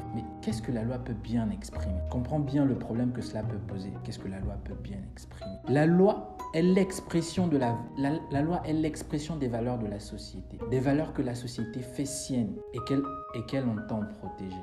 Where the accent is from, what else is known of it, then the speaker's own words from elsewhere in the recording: Gabon; je suis gabonais, je vis au Gabon, je suis étudiant à l'université Omar Bongo